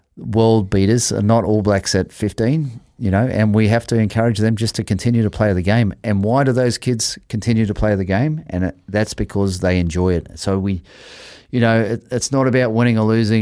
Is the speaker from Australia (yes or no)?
yes; Australia; now in Auckland, New Zealand; I was fifty-five kilos playing first fifteen in Australia